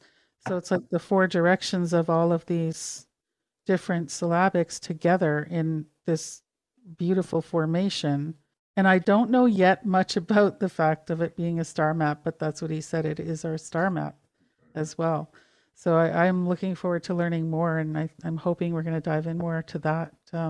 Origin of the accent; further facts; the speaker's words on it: Calgary, Alberta, Canada; born there; I was born in Calgary, but I haven't been in Alberta in many, many years.